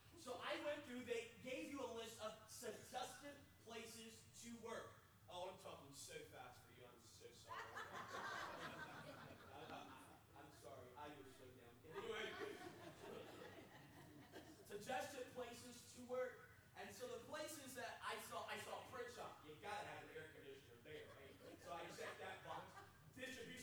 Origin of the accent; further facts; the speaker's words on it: beachside North Carolina, United States; I'm from North Carolina, and from being from the beachside North Carolina, it's a whole different animal than Western North Carolina. I don't have the draw.